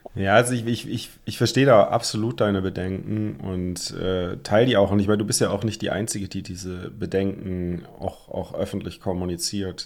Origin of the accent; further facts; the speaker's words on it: Germany; als typischer Deutscher